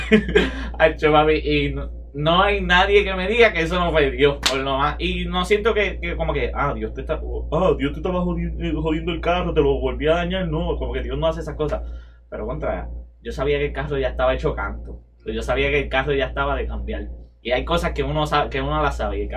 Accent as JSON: {"language": "Spanish", "country": "Puerto Rico", "tie": "born or raised there", "said": "yo bajé de Mayagüez a mi pueblo que es en el norte. Norte, porque no quiero dar mucha especificación, pero es en el norte."}